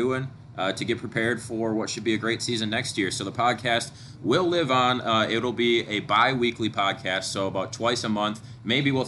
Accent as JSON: {"language": "English", "town": "Antigo", "region": "Wisconsin", "country": "United States", "said": "I'm from Anago as well"}